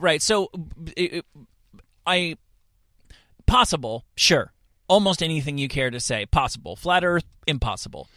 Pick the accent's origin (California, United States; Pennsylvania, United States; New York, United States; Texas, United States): New York, United States; as a New Yorker